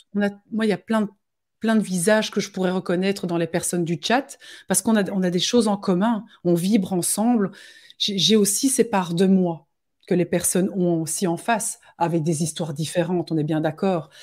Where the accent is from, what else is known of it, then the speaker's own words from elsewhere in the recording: Belgium; chez nous en Belgique